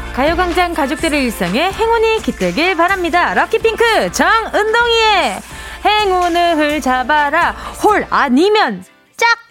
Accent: Busan, South Korea; moved away; 제가 또 고향이 부산이잖아요

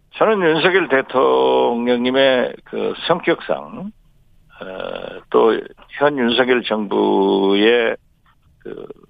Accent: Jindo, South Jeolla, South Korea; 제 고향 진도에

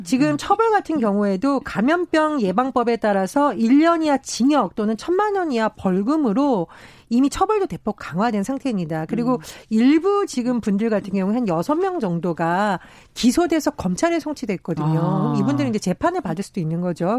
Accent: Gangwon, South Korea; 제가 강원도 출신이라

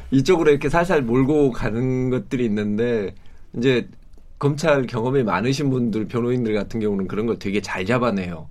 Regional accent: Suncheon, South Jeolla, South Korea; 제가 고향이 순천인데

